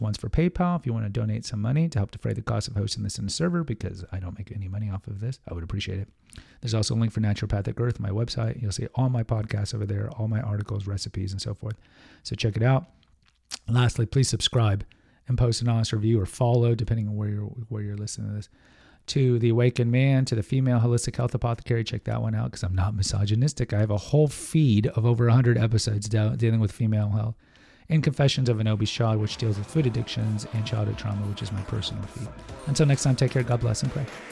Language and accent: English; Houston, Texas, United States; I'm a Texan guy, but I grew up in Houston